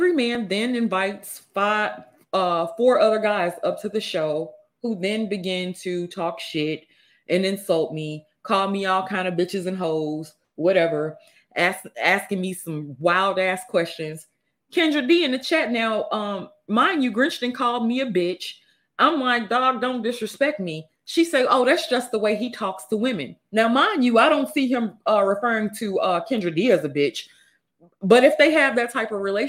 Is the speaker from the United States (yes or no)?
yes; Mississippi, United States; I'm from Mississippi.